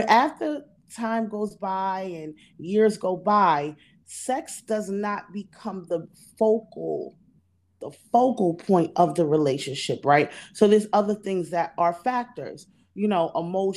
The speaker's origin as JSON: {"language": "English", "town": "New York City", "region": "New York", "country": "United States", "tie": "born or raised there", "said": "I grew up in New York City in the 80s and the 90s"}